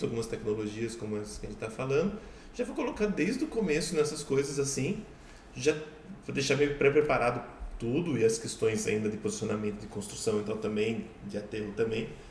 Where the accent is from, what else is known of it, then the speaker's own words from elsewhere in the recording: Sorocaba, São Paulo, Brazil; eu cresci num condomínio aqui em Sorocaba que tinha poço.